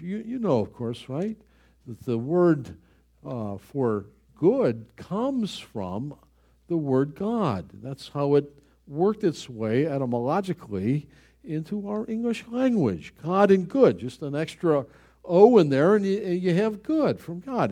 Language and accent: English; Buffalo, New York, United States; He was killed in my hometown.